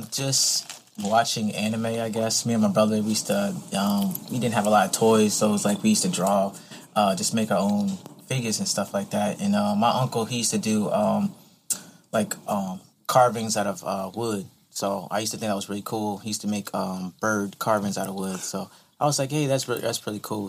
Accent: Virginia Beach, Virginia, United States; also born or lived in Pensacola, Florida; now in Savannah, United States; I was pretty much raised in um, Virginia Beach area

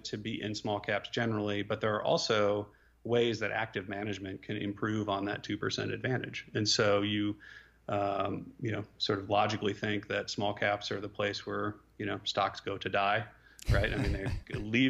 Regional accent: Omaha, Nebraska, United States; moved away; also born or lived in Austin, Texas; I grew up in Omaha, Nebraska

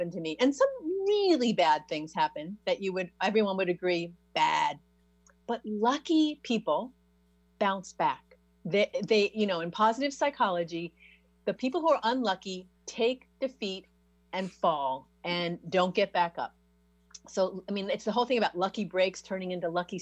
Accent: New York, United States; I'm from New York too

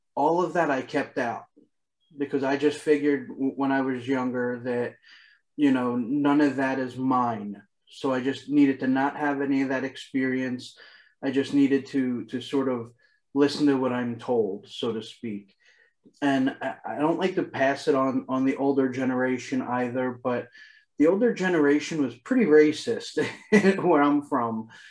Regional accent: Philadelphia, Pennsylvania, United States; I grew up in Philadelphia, it's very multicultural here

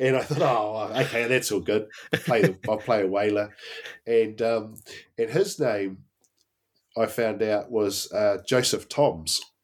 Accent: Blenheim, Marlborough, New Zealand; born and bred in Blenheim

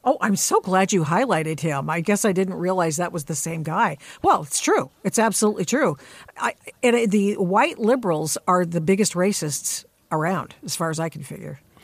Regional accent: Portland, Oregon, United States; Portland, Oregon, my hometown

